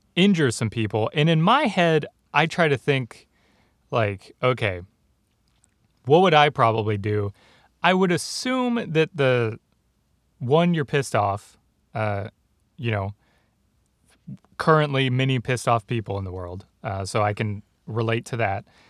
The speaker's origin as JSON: {"language": "English", "region": "Texas", "country": "United States", "tie": "born or raised there", "said": "people I grew up with in Texas"}